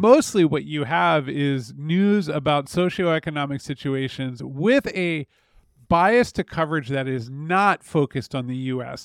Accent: United States; an American who grew up in personally unstable circumstances

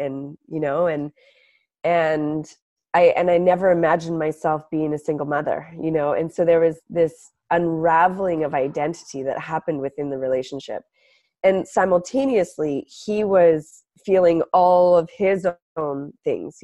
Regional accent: Canada; now in Venice, United States; I'm Canadian

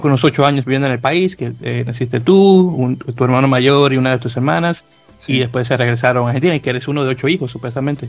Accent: Santo Domingo, Dominican Republic; moved away as an adult; now in New York, United States; oriundo de Santo Domingo, República Dominicana

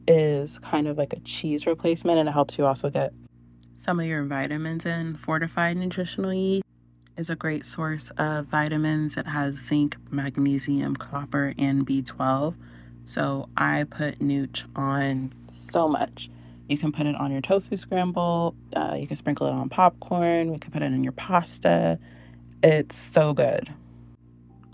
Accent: San Antonio, Texas, United States; We're from San Antonio

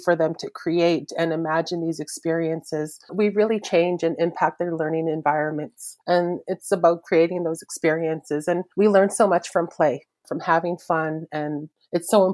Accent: Maskwacis, Alberta, Canada; I'm from the Samson Cree Nation in Muscogee, Alberta

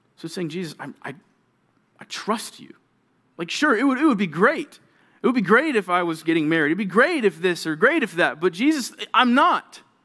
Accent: Georgia, United States; moved away; I'm from Georgia.

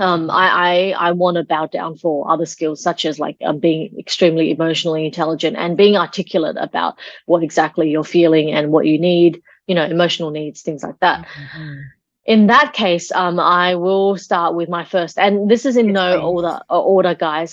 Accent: Australia; when I was growing up in Australia, my sister and my brother

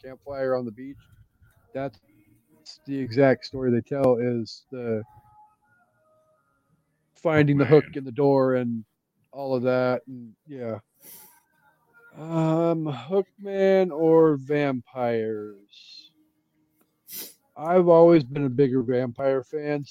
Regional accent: Aberdeen, Washington, United States; he grew up in my hometown

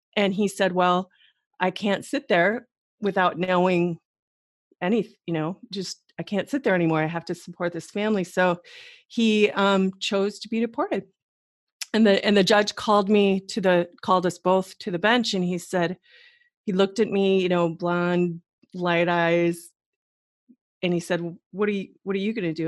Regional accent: Wisconsin, United States; moved away as an adult; also born or lived in New York City / Middle East; I'm originally from the Midwest, like you girls, both of you. So Wisconsin's my home

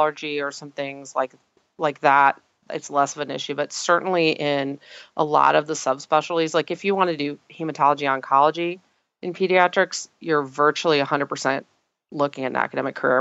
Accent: Tulsa, Oklahoma, United States; moved away; I actually am originally from Oklahoma, which has a very large osteopathic presence. And I'm from Tulsa

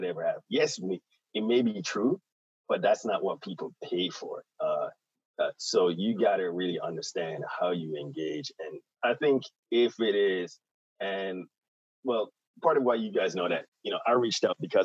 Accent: Jamaica; at heart, I'm an island boy. So I'm from Jamaica

